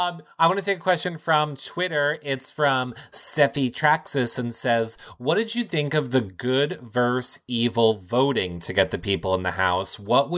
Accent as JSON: {"language": "English", "region": "New York", "country": "United States", "accent": "New York", "said": "my New York accent."}